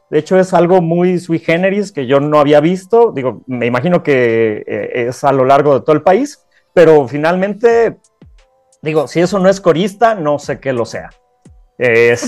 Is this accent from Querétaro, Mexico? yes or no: yes; Querétaro, Mexico; en Querétaro tenemos la única, la única iglesia